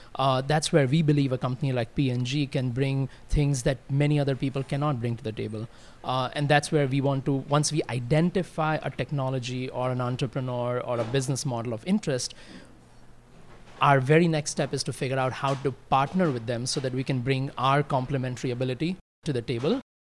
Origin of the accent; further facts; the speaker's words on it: India; I grew up in India, fortunately, in a very, uh, musical household